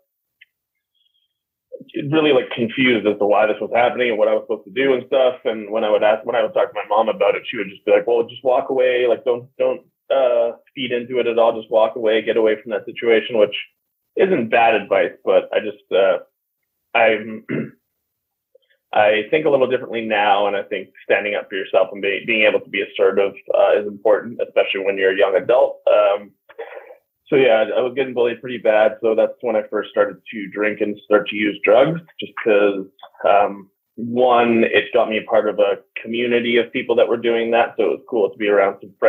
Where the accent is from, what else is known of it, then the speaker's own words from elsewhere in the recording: Vancouver, British Columbia, Canada; I was born in Vancouver, Canada